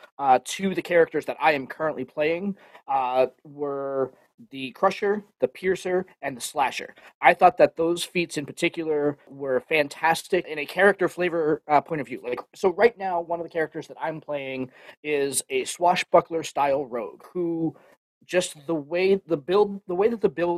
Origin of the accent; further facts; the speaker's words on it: Boston, Massachusetts, United States; I'm from Boston